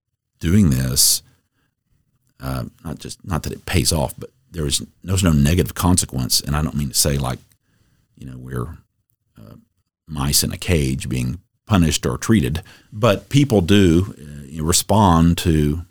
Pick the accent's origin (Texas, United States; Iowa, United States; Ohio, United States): Texas, United States; Dallas; I grew up in Dallas, son of a prosecutor in Dallas